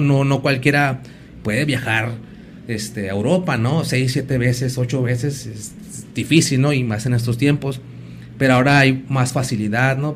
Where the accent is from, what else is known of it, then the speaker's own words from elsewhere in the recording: Ciudad Juárez, Chihuahua, Mexico; Yo vivo en Angilotepec, pero antes yo crecí ahí en la Revolución Mexicana